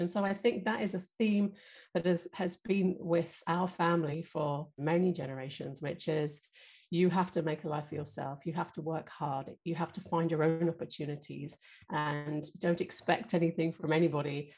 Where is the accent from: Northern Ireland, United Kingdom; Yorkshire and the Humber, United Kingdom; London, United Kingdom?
London, United Kingdom; growing up in North London